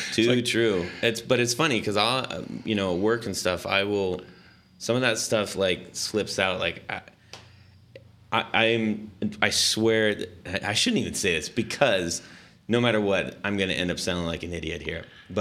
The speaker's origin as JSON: {"language": "English", "town": "Long Beach", "region": "California", "country": "United States", "tie": "born or raised there", "said": "And so I grew up in Orange County. Long Beach and Huntington Beach."}